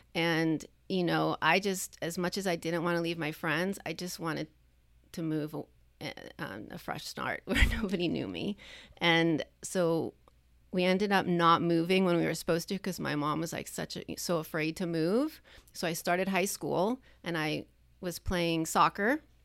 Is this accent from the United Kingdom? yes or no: no; Long Island, New York, United States; now in California, United States; growing up where I grew up on Long Island